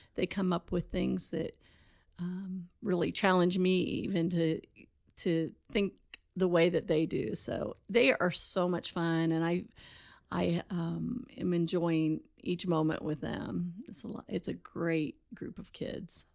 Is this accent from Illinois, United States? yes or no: yes; Charleston, Illinois, United States; also born or lived in Altamont, Illinois; I grew up in Charleston, Illinois